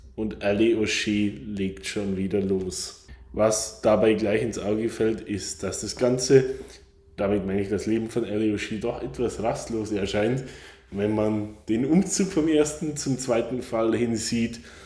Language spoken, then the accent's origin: German; Bavaria, Germany; now in Ireland; kommt genau wie ich aus Bayern